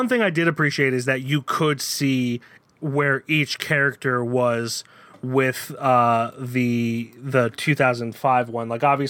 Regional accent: the area of Mare of Easttown, Pennsylvania, United States; we're from the area, my accent just got thicker reading

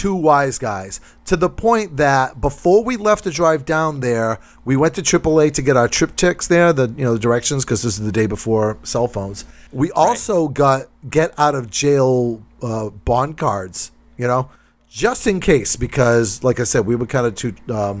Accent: New Bedford, Massachusetts, United States; I'm from New Bedford.

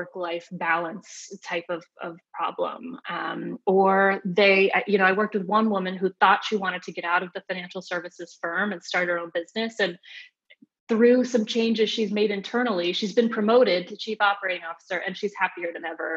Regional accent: Phoenix, Arizona, United States; moved away; also born or lived in New York / San Francisco; I grew up in Phoenix, Arizona

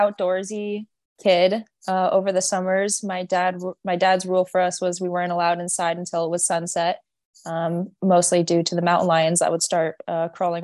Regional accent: Los Gatos, California, United States; moved away as an adult; also born or lived in Los Angeles, California; now in Reno, United States; born and raised California, Bay Area, but actually on a wet farm ranch style property in the mountains of the Bay Area.

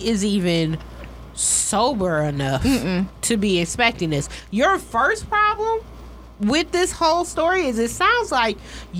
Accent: Michigan, United States

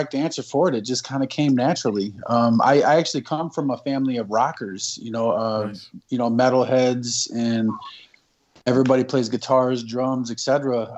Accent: Imlay City, Michigan, United States; I am from Imlay City, Michigan

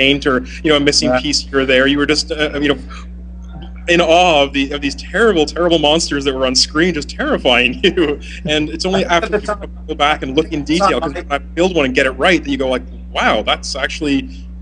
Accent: England, United Kingdom; moved away as an adult; I'm actually from England. I've emigrated quite a few years ago.

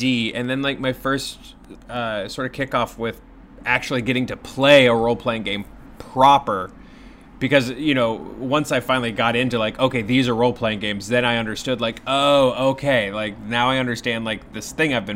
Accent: Kentucky, United States; I'm from Kentucky

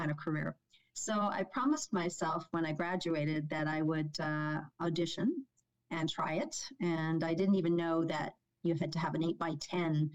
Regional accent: Toronto, Ontario, Canada; born and raised in North York with my parents and two siblings

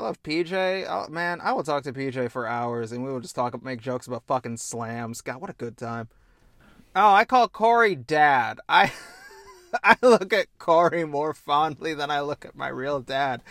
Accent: Indiana, United States; I like cornhole, which means I'm also from Indiana

